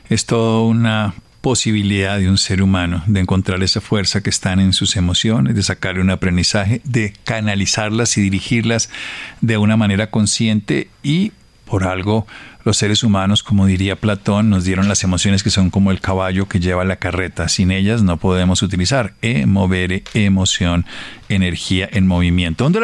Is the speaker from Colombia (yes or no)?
yes; Armero, Tolima, Colombia; moved away; Armero, mi pueblo natal, el que nací, el que estudié en el colegio, el que seguí visitando, el que luego se destruyó en esa avalancha.